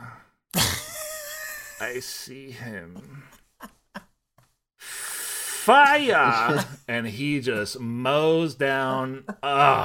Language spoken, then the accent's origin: English; United States; As an American